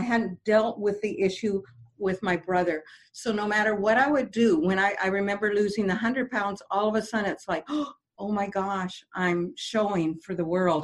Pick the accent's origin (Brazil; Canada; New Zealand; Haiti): Canada; I'm French Canadian